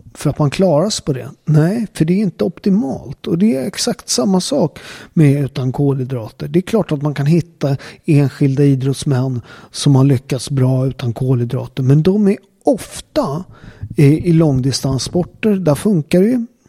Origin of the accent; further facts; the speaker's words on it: Naples, Campania, Italy; now in Sweden; där jag kommer ifrån, Neapel